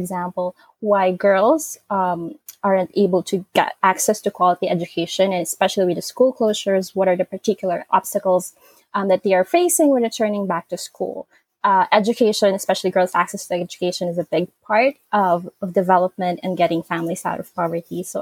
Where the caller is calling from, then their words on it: Central Luzon, Philippines; So I am joining um, from Nueva Ecija, Philippines. It's about four to six hours uh, north of Manila.